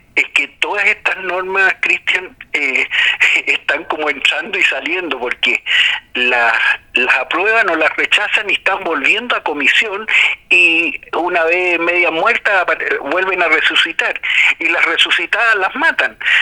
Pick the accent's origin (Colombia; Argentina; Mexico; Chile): Chile; Nosotros no somos como Brasil o como Estados Unidos o como Rusia